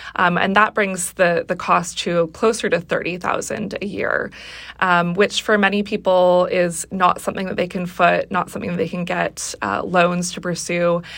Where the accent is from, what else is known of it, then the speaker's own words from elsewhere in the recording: Seattle, Washington, United States; I grew up in the Seattle area